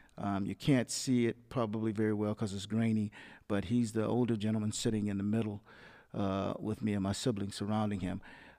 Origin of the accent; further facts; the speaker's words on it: the South, United States; growing up in the South, they had a perception of whites as being superior